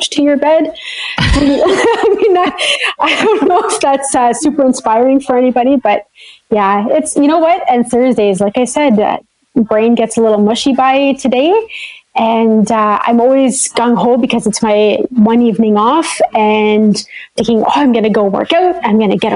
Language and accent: English; Sudbury, Ontario, Canada; moved away as an adult; also born or lived in Nova Scotia; now in Northern Ontario, Canada; I am from Northern Ontario. I'm from a city called Sudbury